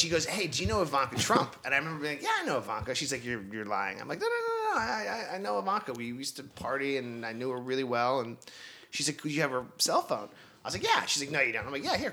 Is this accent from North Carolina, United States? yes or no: no; New York City, New York, United States; growing up on the Upper East Side